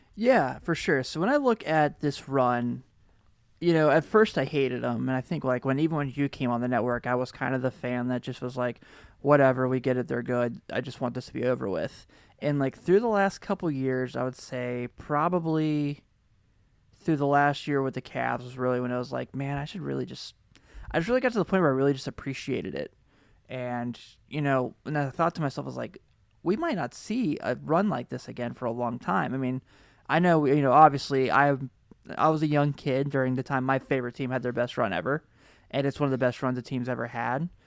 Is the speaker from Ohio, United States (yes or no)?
yes; Cincinnati, Ohio, United States; I'm from Cincinnati